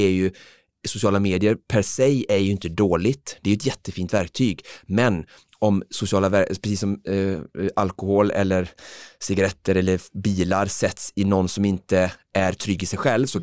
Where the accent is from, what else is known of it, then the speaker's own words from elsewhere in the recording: Alingsås, Västra Götaland, Sweden; när jag spelade fotboll i Holmalund eh, som barn hemma i Alingsås